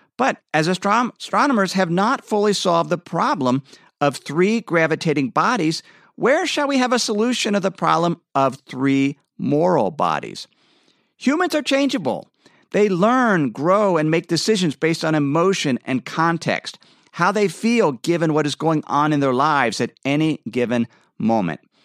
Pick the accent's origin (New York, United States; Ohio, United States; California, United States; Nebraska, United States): Ohio, United States; moved away as an adult; now in Idaho, United States; I grew up in Ohio, where there was plenty of rain